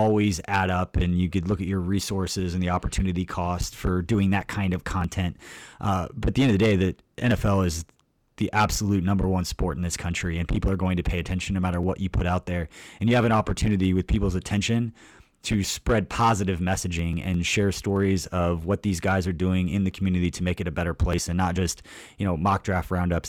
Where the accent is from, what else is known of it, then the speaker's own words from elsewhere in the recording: Stilwell, Kansas, United States; I grew up like Stillwell, Kansas